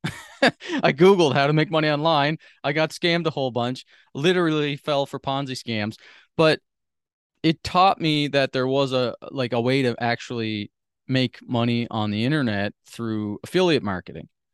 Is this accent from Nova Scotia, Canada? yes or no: yes; Sydney, Nova Scotia, Canada; moved away; I grew up on the East Coast of Canada, like I said, in this small sort of island. It's a large island, but there's, like, a hundred and fifty thousand people that live on the whole island, and the city, Sydney